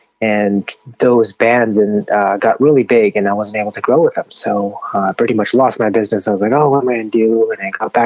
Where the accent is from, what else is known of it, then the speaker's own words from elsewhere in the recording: Los Angeles, California, United States; I grew up in Los Angeles, and coming from Los Angeles